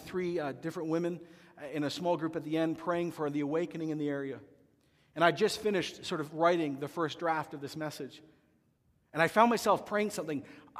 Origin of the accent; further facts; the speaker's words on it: Canada; as Canadian Christians and seekers